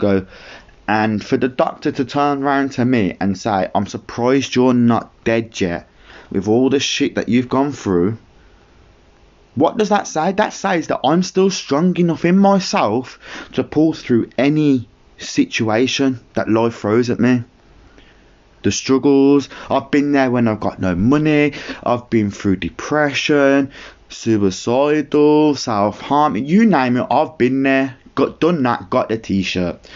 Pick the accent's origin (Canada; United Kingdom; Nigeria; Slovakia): United Kingdom; Birmingham, West Midlands; I'm from Birmingham